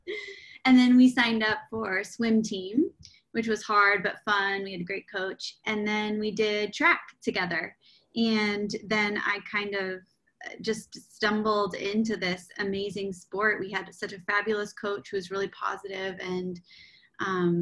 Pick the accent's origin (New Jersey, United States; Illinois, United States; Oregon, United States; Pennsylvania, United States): Oregon, United States; Portland; moved away as an adult; also born or lived in New York City; I grew up in Portland, Oregon